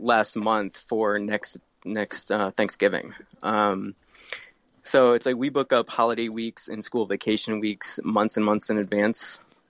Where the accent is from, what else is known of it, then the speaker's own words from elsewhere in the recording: Connecticut, United States; moved away; I grew up in Connecticut, and my family always had boats on Long Island Sound